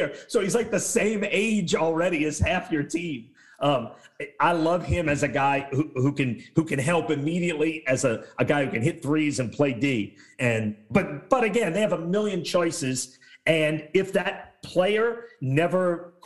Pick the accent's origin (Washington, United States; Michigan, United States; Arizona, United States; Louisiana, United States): Louisiana, United States; New Orleans; I grew up in New Orleans East